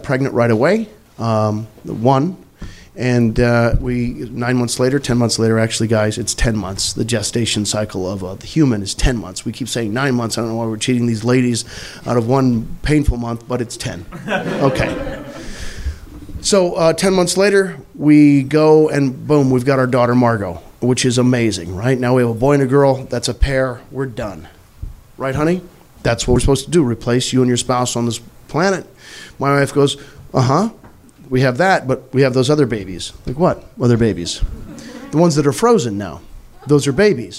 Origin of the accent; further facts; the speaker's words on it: Missouri, United States; I'm from Missouri